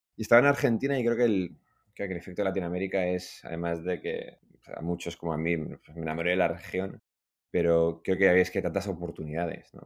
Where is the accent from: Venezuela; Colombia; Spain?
Spain; Madrid, Community of Madrid; moved away as an adult; also born or lived in Iran / London; Yo crecí en Madrid, que es lo que explica el, acento